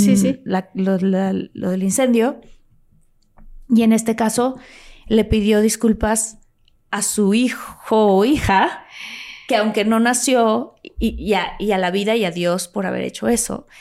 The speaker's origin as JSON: {"language": "Spanish", "country": "Mexico", "said": "yo soy de México y amo mi país"}